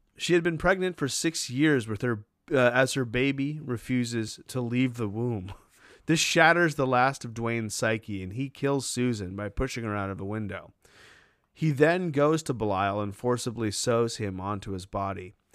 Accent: Maine, United States; moved away; I'm from Maine

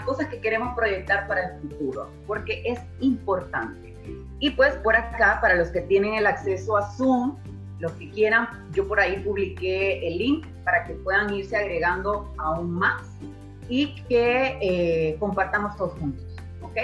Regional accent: Honduras; hondureña 100%

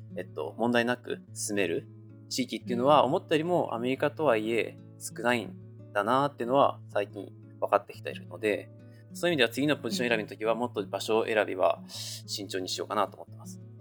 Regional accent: Japan; now in United States; うちの場合は親が2人とも日本人なので、まあ、家では日本語

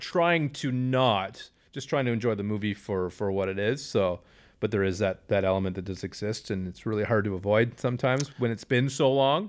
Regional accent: Canada; we are Canadian

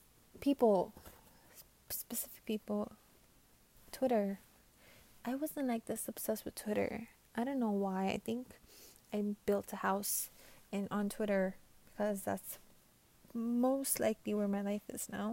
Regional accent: New York, United States; I'm from New York.

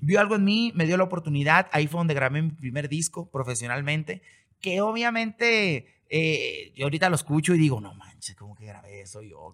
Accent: Mazatlán, Sinaloa, Mexico; yo nací y crecí y he vivido toda mi vida en Mazatlán

